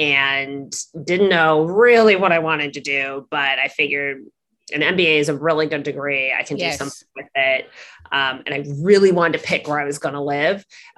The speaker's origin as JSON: {"language": "English", "region": "Midwest", "country": "United States", "tie": "born or raised there", "said": "I grew up in the Midwest. Mm-hmm. I'm the first person in my family to go to college."}